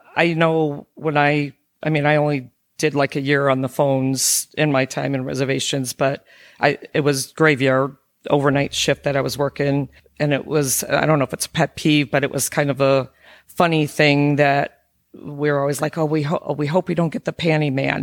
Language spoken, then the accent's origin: English; Chicago, Illinois, United States; moved away; we lived in Chicago